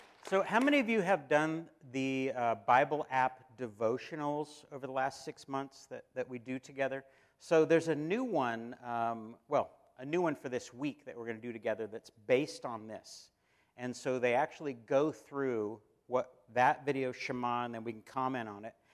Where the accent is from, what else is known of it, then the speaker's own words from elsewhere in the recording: United States; we, as American Christians